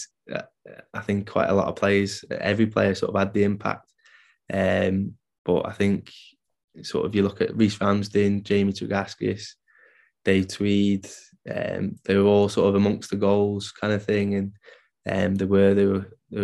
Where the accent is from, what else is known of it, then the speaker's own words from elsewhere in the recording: Isle of Man; I grew up on the Isle of Man